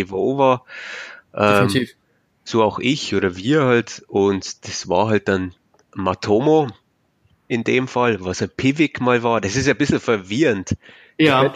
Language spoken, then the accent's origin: German; Bavaria, Germany; accent: Bavarian; ich komme aus, aus Bayern, wie man vielleicht hört, am Akzent.